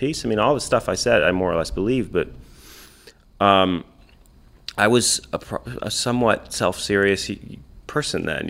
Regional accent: Escanaba, Michigan, United States; watching Jeff Daniels make this movie of my hometown

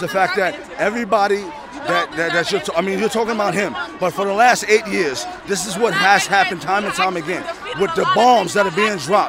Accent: New York City, New York, United States; I'm from Queens, all right?

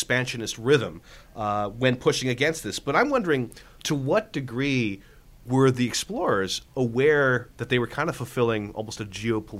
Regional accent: United States; as a fellow American

